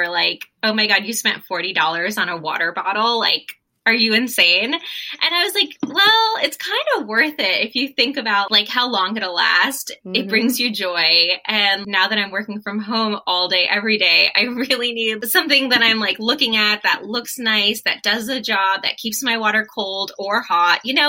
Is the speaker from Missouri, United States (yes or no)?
no; Hastings-on-Hudson, New York, United States; moved away as an adult; also born or lived in Washington, D.C.; I grew up in New York, outside of New York City, a small little cute like hippie town called Hastings-on-Hudson